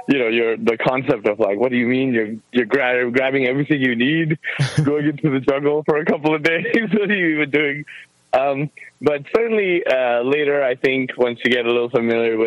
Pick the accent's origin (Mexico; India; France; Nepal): Nepal; Kathmandu, Bagmati; moved away; also born or lived in Ohio; I actually was born and raised in Kathmandu, Nepal, the country of Nepal, the city of Kathmandu.